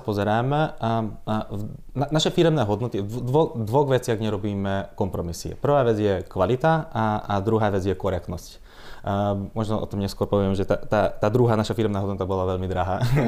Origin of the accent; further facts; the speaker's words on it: Dunajská Streda, Trnava Region, Slovakia; ja som rodák z Dunajskej stredy